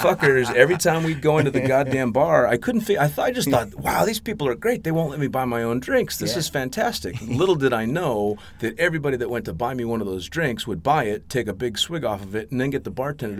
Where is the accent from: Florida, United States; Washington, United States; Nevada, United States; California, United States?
Nevada, United States; Las Vegas; in which nobody believed or nobody understood because I came from Las Vegas and I probably, I never drank anything.